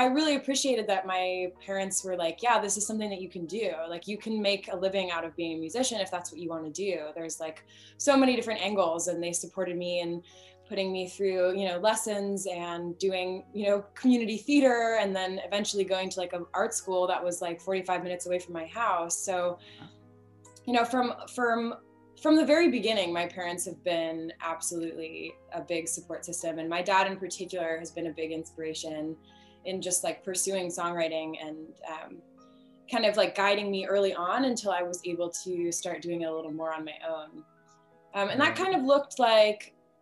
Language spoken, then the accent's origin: English; Oakland, California, United States; moved away; I grew up in Oakland, California, and went to a performing arts school out there